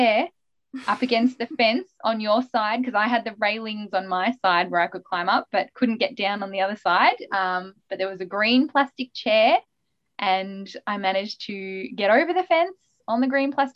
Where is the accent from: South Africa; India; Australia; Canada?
Australia; Melbourne, Victoria; I was born in Melbourne and I'm still here